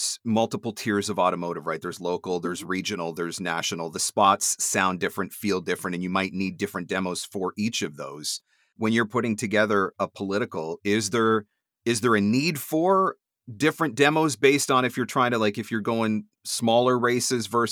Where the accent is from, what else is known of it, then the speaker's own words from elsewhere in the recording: Canada; I'm Canadian